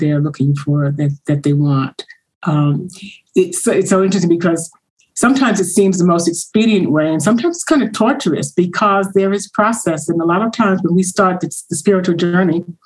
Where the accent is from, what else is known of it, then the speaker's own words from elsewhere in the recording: New York, United States; moved away as an adult; also born or lived in North Carolina; I'm from New York, so I moved to North Carolina and came back.